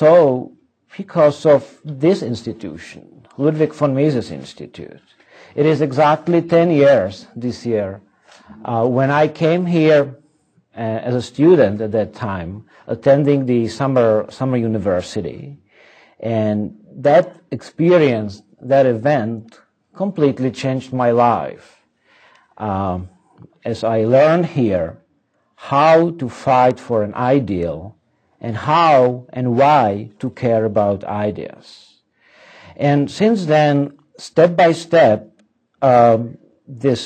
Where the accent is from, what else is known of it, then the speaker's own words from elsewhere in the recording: Prague, Czechia; I come from Prague, the Czech Republic